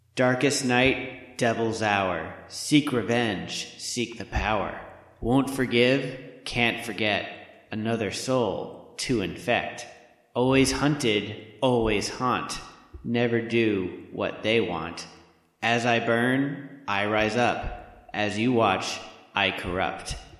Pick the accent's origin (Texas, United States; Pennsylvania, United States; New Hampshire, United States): New Hampshire, United States; Portsmouth; we have one in Portsmouth, which is uh, my hometown